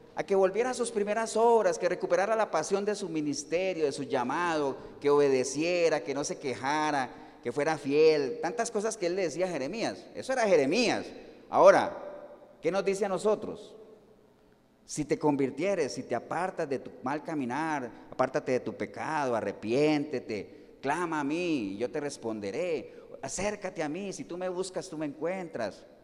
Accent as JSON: {"language": "Spanish", "country": "Colombia", "moved": "yes", "said": "Yo estoy hoy en Cartago, pero yo no soy ni de Cartago. Además, usted dirá, ah, usted es de San José, tampoco. Yo soy colombiano"}